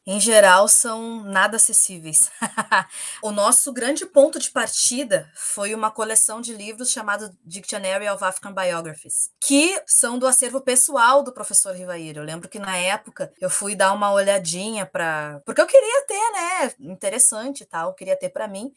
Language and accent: Portuguese; Restinga, Rio Grande do Sul, Brazil; eu sou cria da Restinga